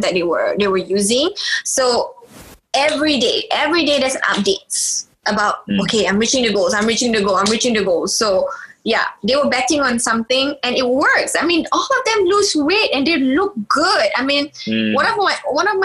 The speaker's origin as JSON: {"language": "English", "country": "Malaysia", "said": "being Malaysian"}